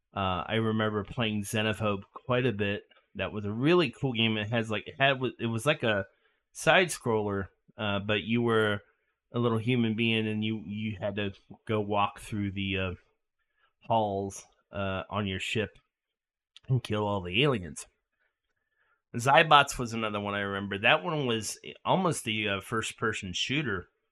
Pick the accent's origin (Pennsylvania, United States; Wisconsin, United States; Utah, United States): Pennsylvania, United States; York; moved away as an adult; I moved away from York for good, which is pretty much right after college